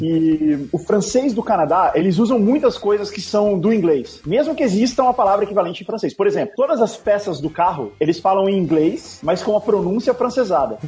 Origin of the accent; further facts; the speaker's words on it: Brasília, Federal District, Brazil; now in São Paulo, Brazil; eu não sou de São Paulo, né? Eu, eu nasci em Brasília. E quando eu me mudei para uhum. São Paulo